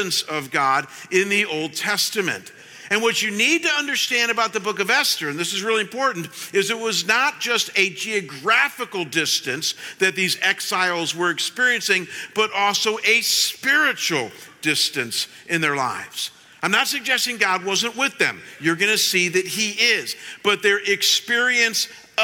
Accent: Cleveland, Ohio, United States; moved away as an adult; when I was pastoring in my hometown back in Cleveland

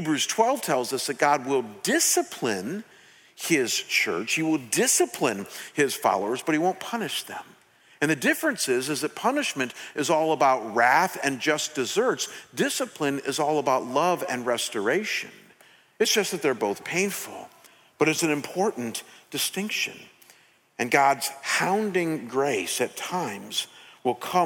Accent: United States; a junior in high school in a secular town in America in a secular home

